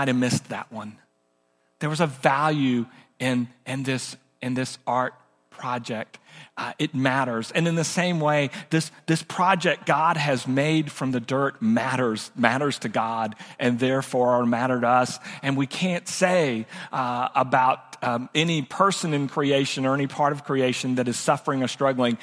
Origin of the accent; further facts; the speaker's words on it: Oakland, California, United States; I was born in Oakland, California, raised most of my life in cities